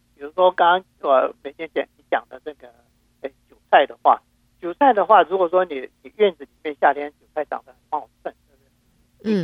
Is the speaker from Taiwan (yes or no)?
yes; Taiwan; now in Houston, United States; 因为都是在台湾的话，我们家乡到处都是释迦树嘛